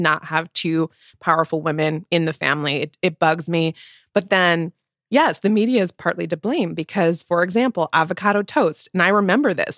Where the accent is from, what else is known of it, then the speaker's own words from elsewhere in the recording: United States; we are coming at this as Americans, right? We're not British